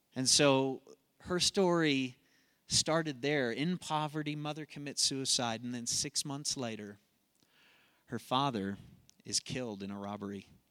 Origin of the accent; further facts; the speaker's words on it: Colorado, United States; I'm from Colorado